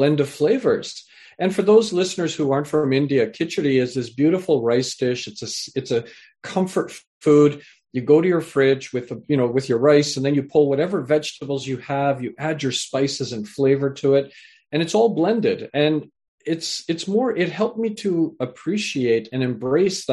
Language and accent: English; Canada; also born or lived in England / Fiji (parents) / Punjab (ancestry); I was born in England, raised in Canada